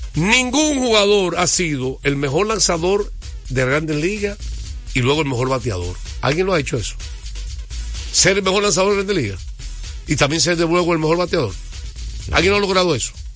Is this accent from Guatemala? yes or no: no; United States; now in Dominican Republic; era niño y me crié en Estados Unidos